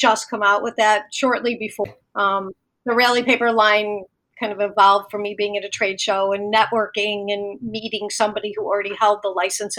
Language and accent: English; Chicago, Illinois, United States; also born or lived in Florida; So I lived in between Chicago, the suburbs in Florida because my parents were older and we lived part-time in Florida. So I spent some time in Florida.